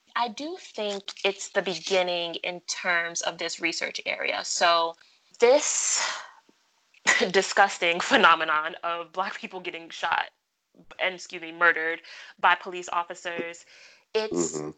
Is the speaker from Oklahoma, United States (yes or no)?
no; New York City, New York, United States; I'm from Brooklyn. Brooklyn, we go hard. Best city on the earth. Shout out to my borough.